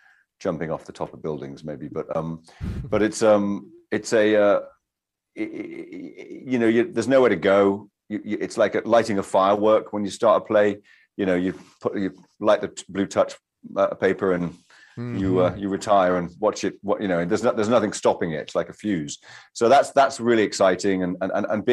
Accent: United Kingdom; I'm British.

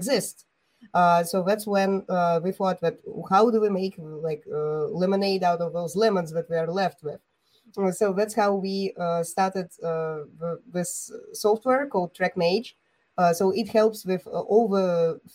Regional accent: Bulgaria; I'm an entrepreneur from Bulgaria

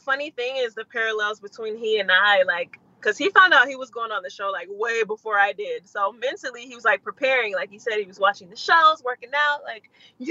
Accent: Detroit, Michigan, United States; moved away as an adult; also born or lived in Washington, D.C.; now in Atlanta, United States; So I am originally from Detroit, born in D.C., but raised in Detroit. I moved there when I was about one. Made the jump to move to Atlanta maybe about 4 or 5 years ago.

